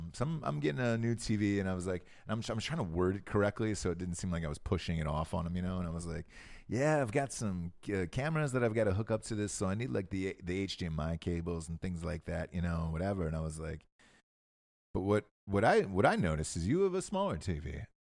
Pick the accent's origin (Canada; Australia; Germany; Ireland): Ireland; And all I could say, what do you want from me? I'm Irish.